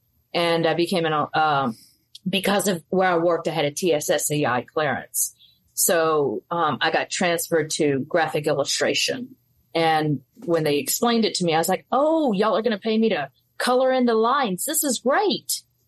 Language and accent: English; Mobile, Alabama, United States; born there; I was born in Mobile, Alabama, moved all around because my mom was in the Army.